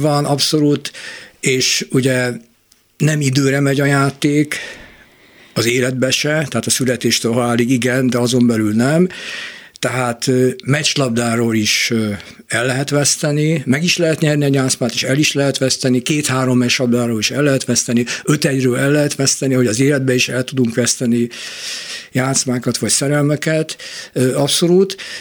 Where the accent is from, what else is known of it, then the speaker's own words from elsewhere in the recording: Budapest, Hungary; Újpestről jöttünk be a Margit-szigeti Tózsas stadionba